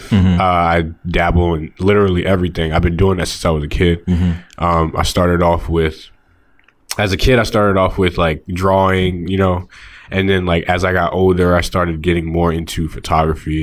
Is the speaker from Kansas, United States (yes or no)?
no; Montgomery County, Maryland, United States; also born or lived in Baltimore; I grew up in Montgomery County.